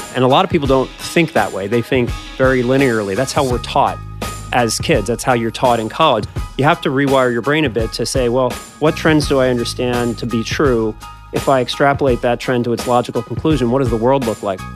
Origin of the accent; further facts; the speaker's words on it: Philadelphia, Pennsylvania, United States; I grew up in Philadelphia and then went with you to Cornell